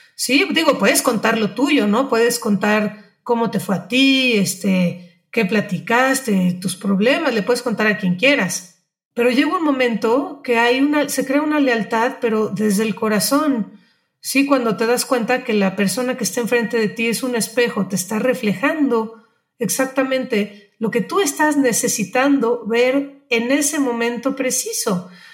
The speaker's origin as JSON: {"language": "Spanish", "region": "Mexico City", "country": "Mexico", "also_born_or_lived": "Manzanillo", "moved": "as an adult", "said": "yo soy de la Ciudad de México, para quienes no saben"}